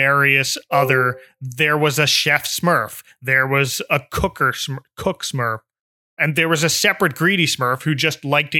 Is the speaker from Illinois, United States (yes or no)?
no; New Jersey, United States; moved away as an adult; also born or lived in Pennsylvania; now in Florida, United States; I grew up in New Jersey